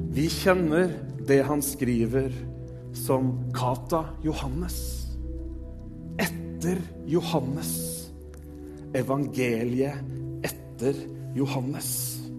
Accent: Tønsberg, Vestfold, Norway; jeg er født i Tønsberg.

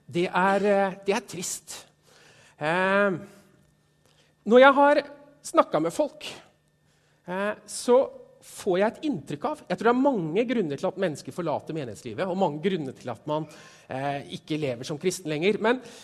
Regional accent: Stokke, Vestfold, Norway; Jeg kommer fra Stokke, tidligere Stokke kommune

